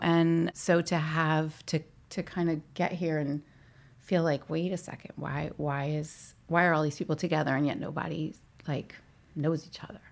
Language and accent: English; St. Louis, Missouri, United States; born or raised there; moved away; also born or lived in Northeast US / New York / New England